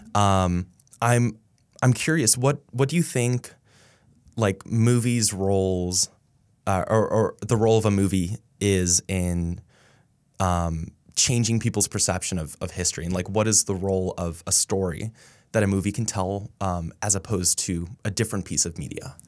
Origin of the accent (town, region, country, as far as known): Dallas, Texas, United States; born or raised there